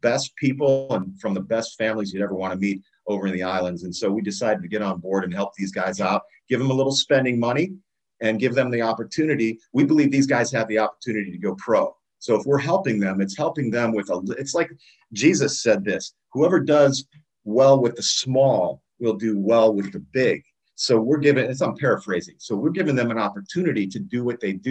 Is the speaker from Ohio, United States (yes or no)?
yes; Akron, Ohio, United States; my hometown of Akron, Ohio